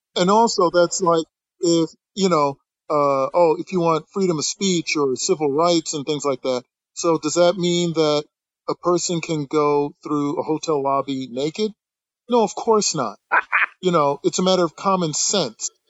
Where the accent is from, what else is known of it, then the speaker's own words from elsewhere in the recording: the North, United States; I grew up in the North